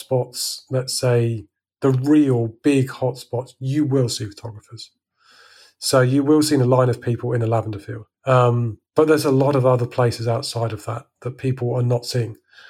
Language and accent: English; England, United Kingdom; now in France; I'm unique in that I'm English, living in the middle of France, with a YouTube channel.